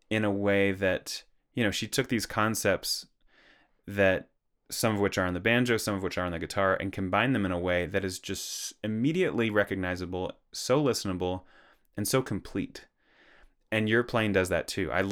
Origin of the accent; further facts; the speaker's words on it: Perth, Western Australia, Australia; I grew up in Perth, Western Australia.